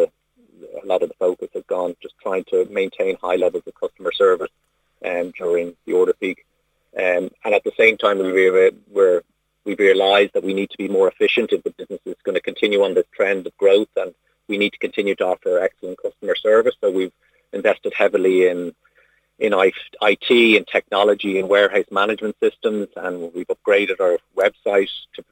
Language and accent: English; Ireland; born or raised there